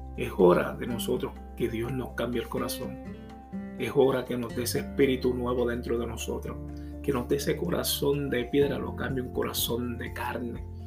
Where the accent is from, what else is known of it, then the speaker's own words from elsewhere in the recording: Puerto Rico; yo soy puertorriqueño